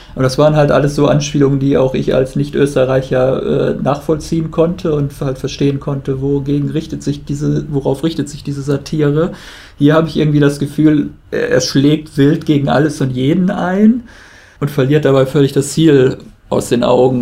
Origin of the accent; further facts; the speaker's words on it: Germany; als Deutscher